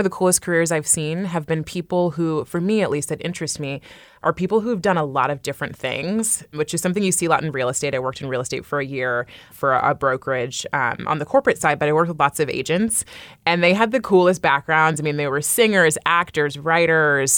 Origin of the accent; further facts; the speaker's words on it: California, United States; now in New York, United States; I grew up in California and I live in New York now